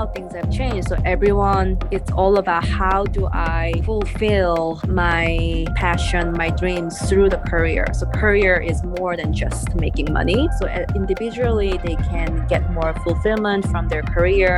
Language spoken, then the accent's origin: English; Seoul, South Korea; English is a second language; moved away as an adult; now in United States; I'm originally from Seoul, South Korea, and I came here for schools, and my parents didn't come here with me